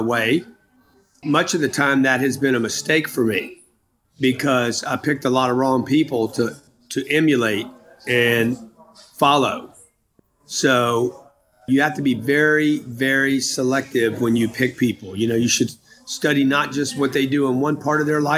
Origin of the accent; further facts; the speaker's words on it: United States; I'm an American